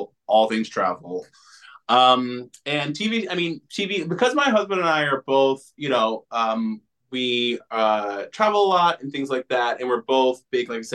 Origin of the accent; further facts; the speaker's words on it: Florida, United States; moved away; I'm from Florida originally